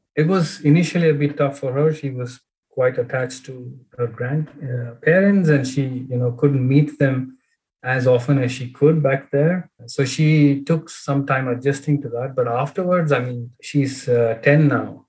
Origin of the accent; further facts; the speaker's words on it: Bangalore, Karnataka, India; moved away as an adult; now in Sweden; I grew up in Bangalore.